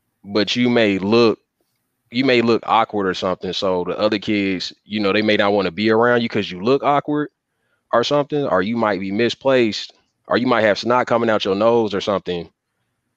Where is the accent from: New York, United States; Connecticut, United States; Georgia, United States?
Georgia, United States; Atlanta; I'm from the South, and I say like with Atlanta and Georgia was where I was mostly at coming up.